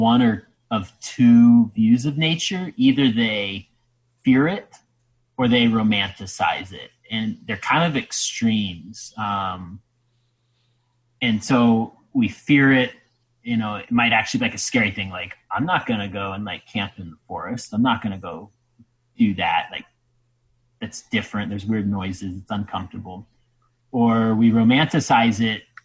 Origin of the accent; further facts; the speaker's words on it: Ohio, United States; I'm from Ohio